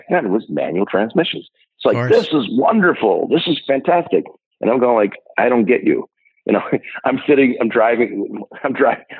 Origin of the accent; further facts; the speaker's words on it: Ohio, United States; moved away as an adult; now in Minnesota, United States; I grew up in Ohio